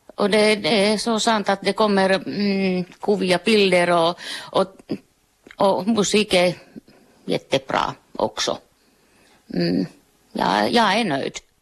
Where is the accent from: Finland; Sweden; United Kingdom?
Finland; Jag är finsk